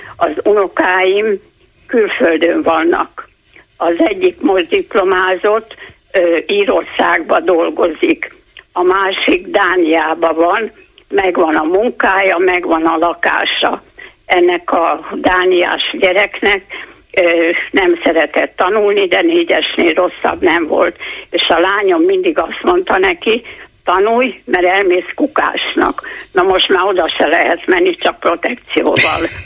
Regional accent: Hungary; magyar vagyok, mert itt születtem, és itt élek 81 éve

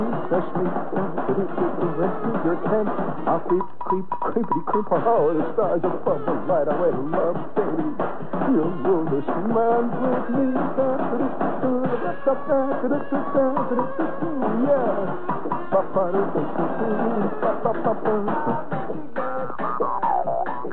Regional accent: Indiana, United States; moved away; I'm originally from Indiana

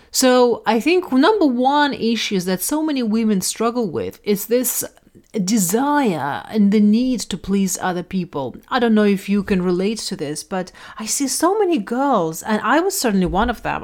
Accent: Russia; moved away; I grew up in Russia in a quite, um, quite a stern society

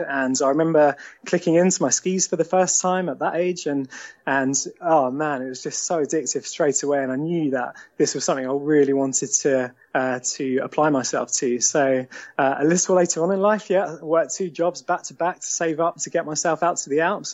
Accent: Eastbourne, South East England, United Kingdom; moved away as an adult; also born or lived in London; now in Sevenoaks, United Kingdom; I grew up in Eastbourne, and it was an amazing childhood down there.

